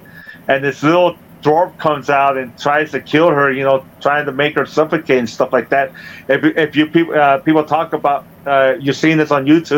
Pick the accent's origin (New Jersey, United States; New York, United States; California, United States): California, United States; Chula Vista; now in Temecula, United States; I grew up in Chula Vista, California, in San Diego. You know, I come from a big family. I'm the third of six.